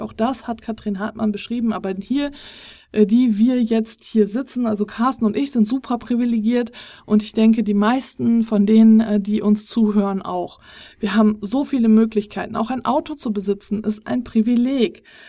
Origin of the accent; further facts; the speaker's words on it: Germany; Wir sind hier als äh, Deutsche